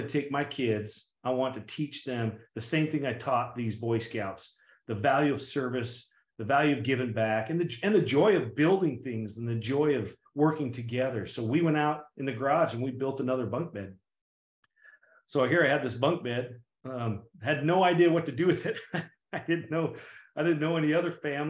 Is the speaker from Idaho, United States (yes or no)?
yes; Idaho, United States; I'm just a farm kid from Idaho. I grew up in Idaho, small town Idaho.